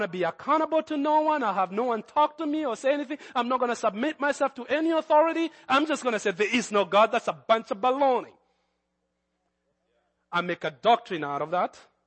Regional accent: Kenya; accent: Kenyan; That's my Kenyan accent

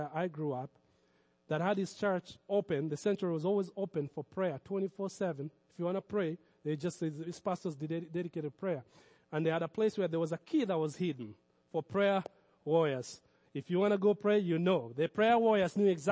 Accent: Kenya; moved away; in Kenya, I grew up around Muslims

